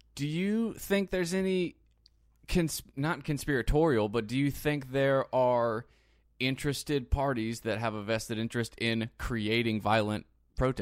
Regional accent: United States; as an American

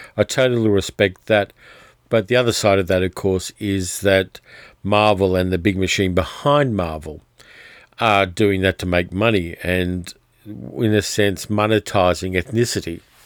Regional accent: Australia; My hometown has been covered in bushfire smoke for About two weeks now, I've got family there

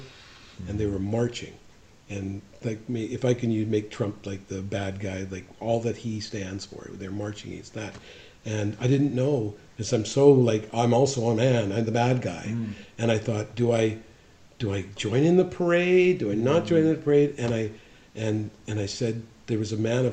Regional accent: Kamloops, British Columbia, Canada; I grew up in Kamloops

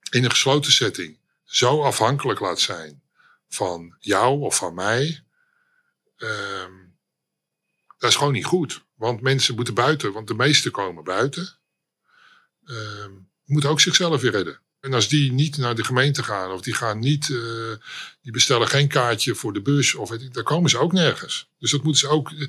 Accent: Amsterdam, North Holland, Netherlands; Ja, ik, ehm, ik ben eh, eh, oorspronkelijk Amsterdammer.

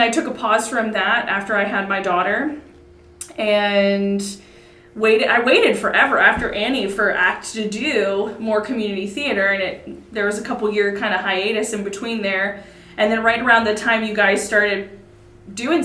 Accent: Mercersburg, Pennsylvania, United States; I've been around this area my whole life. I grew up in Mercersburg

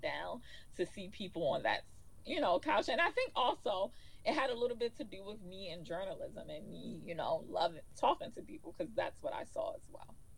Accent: Baltimore, Maryland, United States; also born or lived in New York City; this is home for us. We are in our hometown, and I feel like there are great things here.

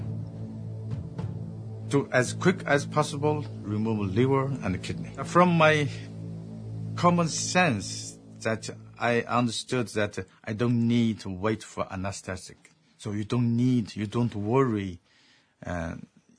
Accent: Xinjiang, China; moved away; there's a place called Xinjiang, and that is my homeland.

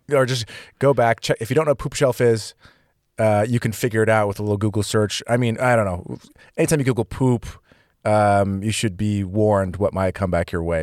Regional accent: California, United States; moved away as an adult; being from California

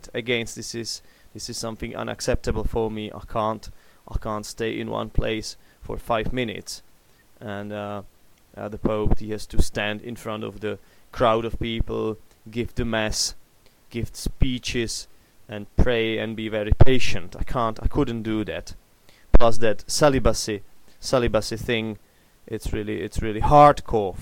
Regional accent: Czechia; English is a second language; I'm an atheist, which is something typical for the Czech Republic

